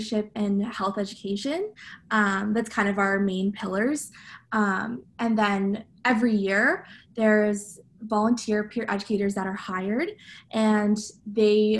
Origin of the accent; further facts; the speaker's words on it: Ottawa, Ontario, Canada; moved away as an adult; now in Kingston, Canada; I'm originally from Ottawa